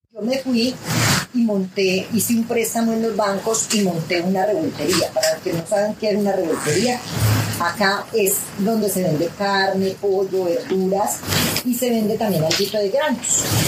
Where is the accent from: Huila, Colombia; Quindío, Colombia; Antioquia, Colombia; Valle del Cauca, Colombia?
Quindío, Colombia; Pijao; Yo nací en Pijao y me crié aquí en Pijao